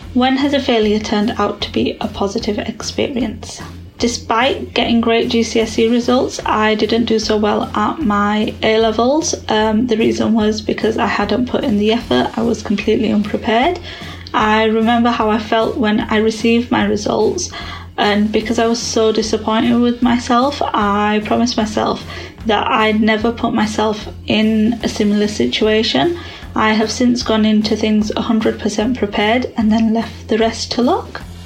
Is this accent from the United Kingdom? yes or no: yes; Yorkshire and the Humber, United Kingdom; also born or lived in London